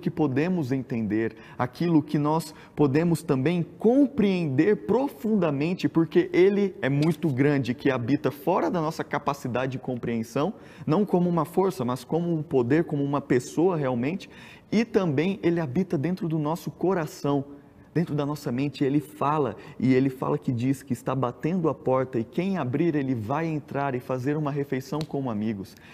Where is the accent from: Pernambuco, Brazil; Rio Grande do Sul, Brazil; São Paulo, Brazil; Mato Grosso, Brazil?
Mato Grosso, Brazil; Cuiabá; eu sou de Cuiabá